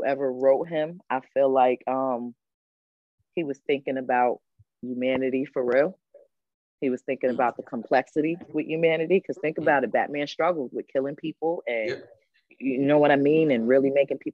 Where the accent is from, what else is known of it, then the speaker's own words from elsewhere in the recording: Albany, New York, United States; we from the crew from New York City, so we wasn't really part of the Albany crew because we wasn't from there. But we grew up down on South Pearl Street